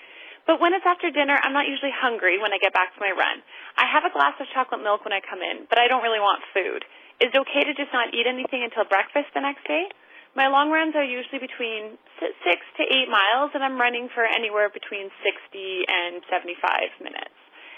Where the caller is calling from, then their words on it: Edmonton, Alberta, Canada; I'm calling from Edmonton, Alberta, Canada.